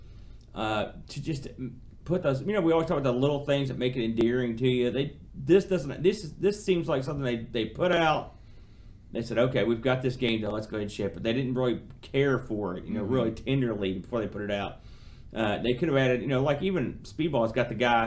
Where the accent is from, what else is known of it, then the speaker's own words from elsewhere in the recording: United States; I'm an American